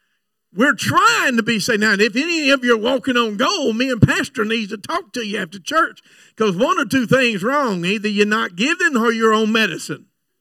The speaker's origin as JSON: {"language": "English", "region": "Florida", "country": "United States", "said": "I know I come from Florida, but I never was in trouble."}